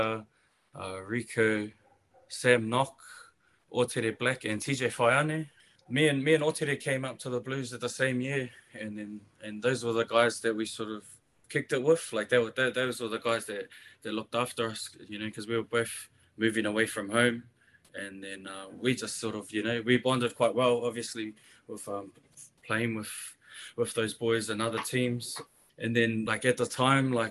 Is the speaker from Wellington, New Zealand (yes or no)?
yes; Porirua, Wellington, New Zealand; also born or lived in Pukehina, New Zealand; I grew up in Porirua, played all my junior footy there